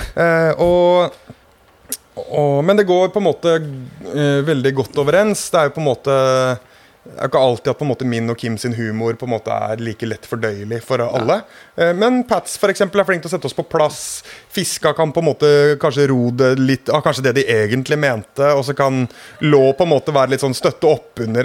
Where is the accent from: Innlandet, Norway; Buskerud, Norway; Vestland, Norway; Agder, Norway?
Buskerud, Norway; Hønefoss; jeg har et kompisband fra min hjemby Hønefoss